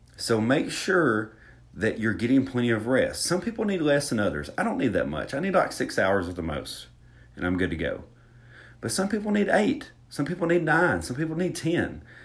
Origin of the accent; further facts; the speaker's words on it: Alabama, United States; accent: Southern; I'm from Alabama. I'm from Alabama